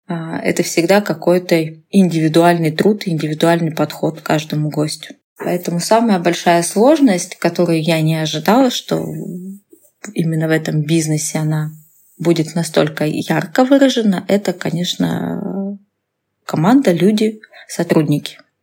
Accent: Russia; moved away as an adult; now in Novosibirsk, Russia; я была в родном городе

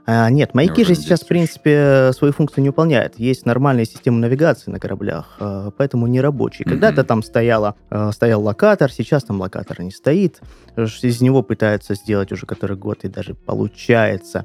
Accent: Krasnodar, Krasnodar Krai, Russia; also born or lived in Primorsko-Akhtarsk; Ахтари – это моя малая родина. Я там родился. Но жил я всегда в Краснодаре

